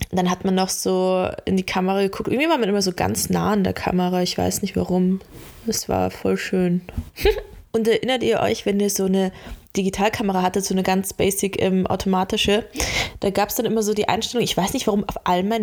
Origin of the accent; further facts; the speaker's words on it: Laufen, Bavaria, Germany; also wo wir aufgewachsen sind in Bayern, das ist ja Laufen, das ist an der Grenze da bei Salzburg, halt voll Land, keine Ahnung, 6000 Einwohner.